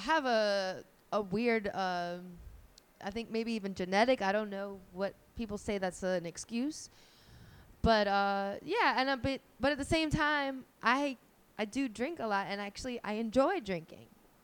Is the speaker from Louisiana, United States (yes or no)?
yes; New Orleans, Louisiana, United States; I come from New Orleans.